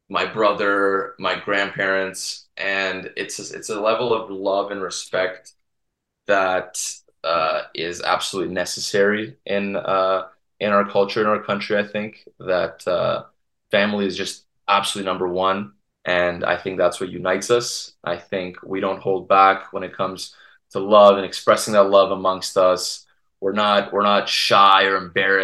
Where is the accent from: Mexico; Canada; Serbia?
Serbia; we're all family in Serbia